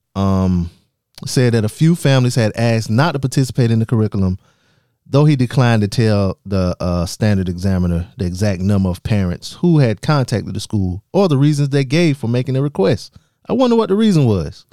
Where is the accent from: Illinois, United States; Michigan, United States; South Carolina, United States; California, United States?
South Carolina, United States; southern; I'm from, I'm from South, South Carolina. I'm from the south part of South Carolina